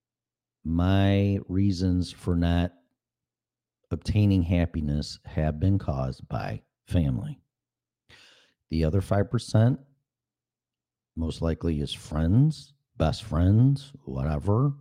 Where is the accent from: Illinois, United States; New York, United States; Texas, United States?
Illinois, United States; moved away as an adult; now in Florida, United States; people that I grew up with in Illinois